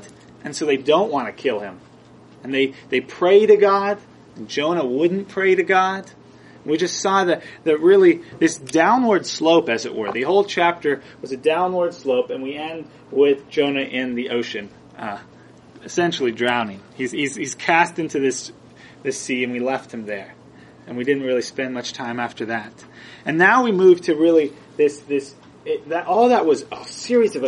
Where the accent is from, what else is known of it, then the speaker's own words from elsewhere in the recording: Southern California, United States; I grew up in Southern California